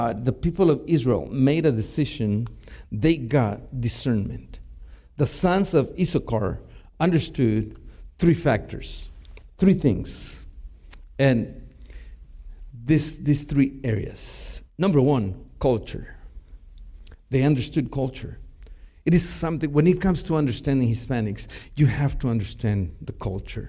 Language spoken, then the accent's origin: English; Mexico; first language Spanish; English is a second language; now in United States; I was born and raised in Mexico. Spanish is my first language